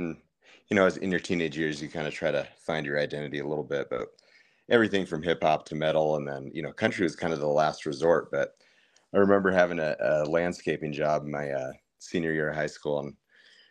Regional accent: Colorado, United States; I was born out here in Colorado, and I've kind of been back and forth a little bit, but I mostly call Colorado home

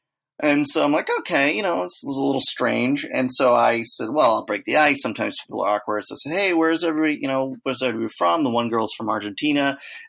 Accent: Czechia; I'm not from hell. I'm from Czech Republic.

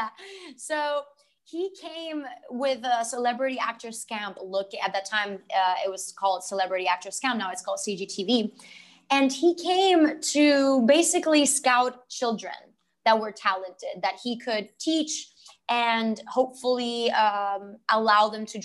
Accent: Puerto Rico; moved away as an adult; also born or lived in Los Angeles, United States; I'm from Puerto Rico. I was born and raised here.

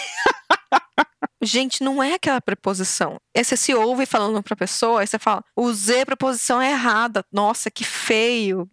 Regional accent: Brazil; moved away as an adult; now in Ireland; ela perguntou de onde eu era, né? Percebeu o sotaque começamos a conversar um pouco sobre o Brasil

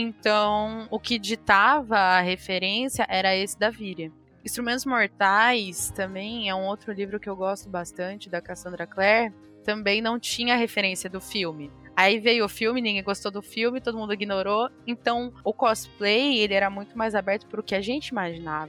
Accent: Mogi das Cruzes, São Paulo, Brazil; Eu sou de Monte das Cruzes

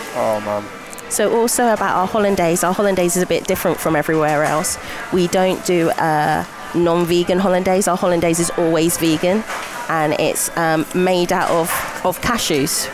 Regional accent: Buckinghamshire, South East England, United Kingdom; moved away as an adult; now in Glasgow, United Kingdom; I'm from Buckinghamshire, near London.

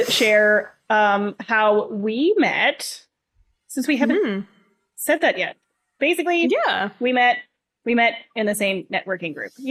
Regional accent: Tiny, Ontario, Canada; born there; also born or lived in Coldwater / Owen Sound; so I was I was born in Tiny. I lived in a place called Coldwater. Yes, these are real places.

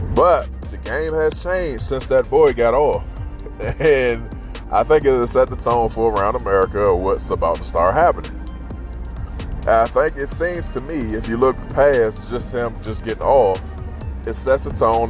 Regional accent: United States; as an American

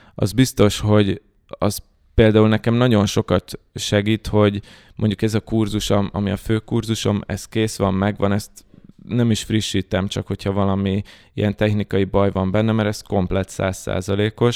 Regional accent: Hungary; magyarok vagyunk

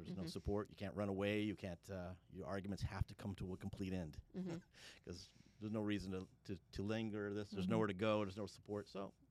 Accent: San Diego, California, United States; moved away as an adult; now in Coconut Creek, United States; So, yeah, I was born and raised in San Diego.

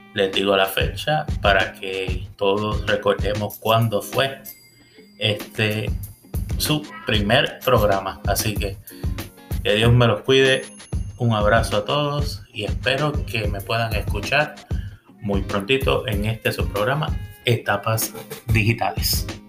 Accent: Puerto Rico; moved away as an adult; also born or lived in Miami; now in Central Florida, United States; yo vengo de una familia de Puerto Rico

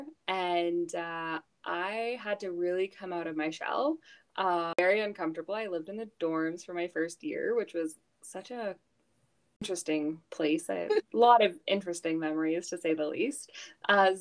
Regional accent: Houston, Texas, United States; moved away as an adult; now in Canada; I grew up in Houston, Texas. So I moved there when I was 6. Back to Canada when I was 18

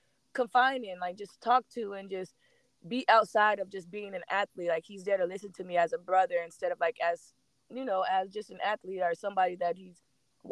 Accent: Corpus Christi, Texas, United States; born and raised in Corpus Christi, Texas

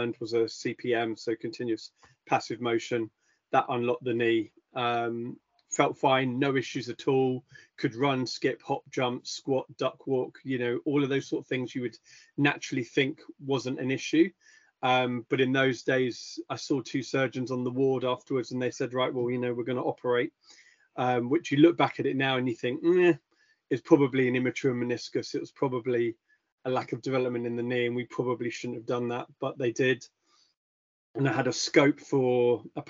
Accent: Epsom, South East England, United Kingdom; also born or lived in Caribbean / London; I grew up in London/Surrey, so in and around the Epsom area, and Wimbledon area, went to school down that way

